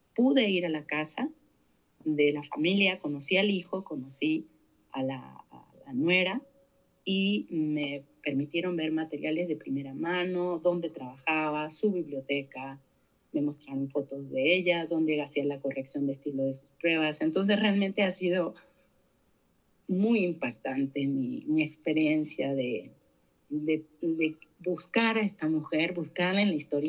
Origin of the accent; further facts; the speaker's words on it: Santa Fe, Argentina; moved away as an adult; now in Mexico; nací en Argentina en el año 71, en, una pequeña ciudad de la provincia de Santa Fe. Eh, llegué a México a 18 años